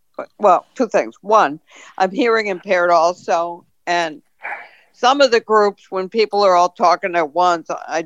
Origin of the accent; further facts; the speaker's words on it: Hartford, Connecticut, United States; I'm from Hartford originally, you know, so I grew up in Hartford